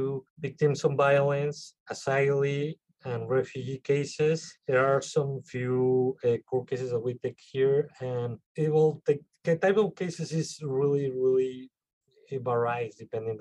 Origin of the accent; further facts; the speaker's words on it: Mexico City, Mexico; English is a second language; moved away as an adult; now in Pennsylvania, United States; I was born in Mexico City in December 1985.